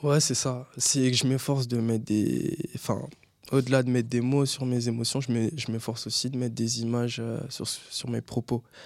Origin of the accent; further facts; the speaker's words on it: Linas, Île-de-France, France; moved away as an adult; now in Créteil, France; j'ai grandi à Linas dans le 91 avec ma mère